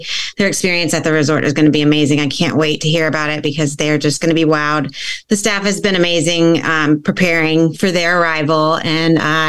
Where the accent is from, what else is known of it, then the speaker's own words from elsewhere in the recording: Alabama, United States; moved away as an adult; now in Long Island, United States; I am originally from Alabama, where Classic Travel Connection is located, but I have now been on Long Island in New York for the past 4.5 years almost.